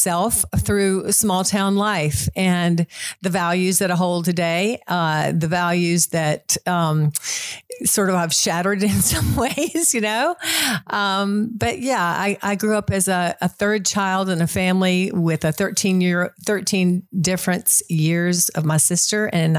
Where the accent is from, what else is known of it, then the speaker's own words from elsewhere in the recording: Concord, North Carolina, United States; Well, Concord, as you all know, is about 45 minutes north of Charlotte. It's a small community. It was even smaller when I grew up there.